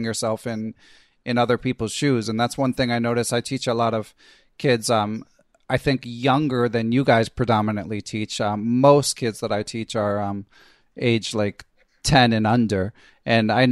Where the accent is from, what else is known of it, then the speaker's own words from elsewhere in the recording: Philadelphia, Pennsylvania, United States; I grew up in Philly